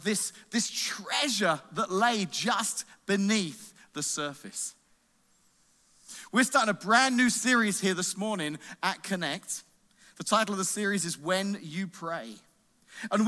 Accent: England, United Kingdom; moved away; I grew up in England, and our school system's different over there

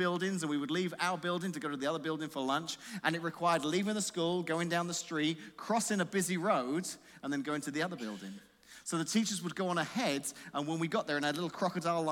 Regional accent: England, United Kingdom; moved away; Growing up in England, I went to a grade school

